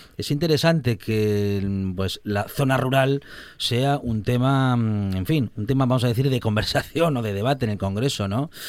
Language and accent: Spanish; Spain; nuestra España